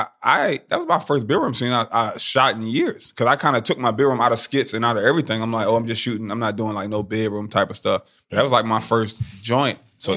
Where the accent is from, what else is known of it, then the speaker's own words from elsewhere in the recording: Maryland, United States; now in Florida, United States; I'm originally from Maryland. I moved to Florida.